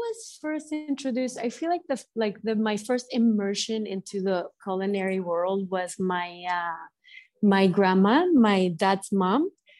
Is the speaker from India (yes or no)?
no; Mexico City, Mexico; English is a second language; also born or lived in San Antonio / Miami; now in New York, United States; I'm grew up in Mexico City, but at this point I feel same as, like, you know, Mexican as I am a New Yorker.